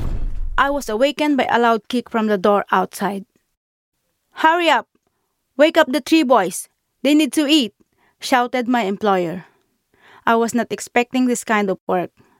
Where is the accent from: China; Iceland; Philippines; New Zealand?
Philippines; moved away as an adult; also born or lived in Qatar; now in London, United Kingdom